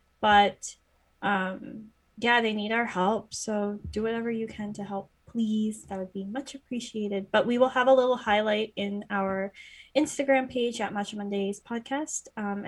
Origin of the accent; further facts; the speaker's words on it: Canada; now in United States; People need to know this. We're both Canadian.